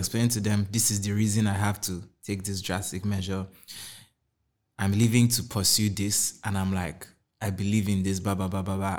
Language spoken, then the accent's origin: English; Kaduna State, Nigeria; moved away as an adult; also born or lived in Anambra; I grew up in Kaduna State my whole life